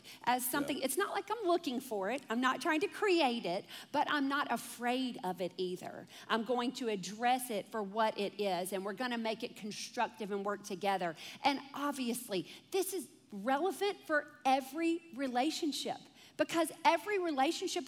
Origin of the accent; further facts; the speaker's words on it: Deep South, United States; I came from a family that was like, you know, we're from the Deep South